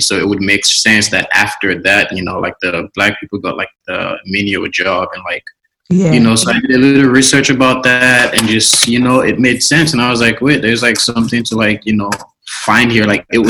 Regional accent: Maryland, United States; also born or lived in Los Angeles; now in Berlin, Germany; growing up in America, I guess the way I grew up, like growing up in Maryland

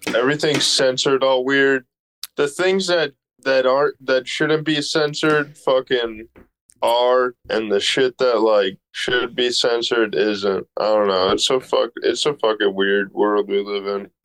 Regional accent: outside Chicago, Illinois, United States; I'm born and raised like outside the city, like right outside

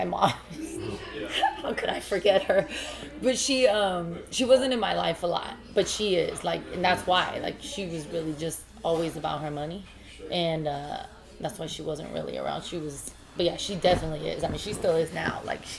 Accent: Alaska, United States; I moved back and forth a lot, but mostly I grew up in Alaska.

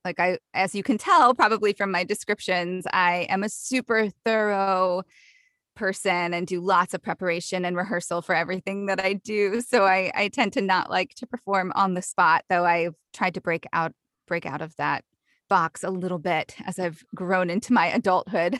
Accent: the South, United States; accent: Southern; I grew up in the South, so Southern accents are, come really easily to me

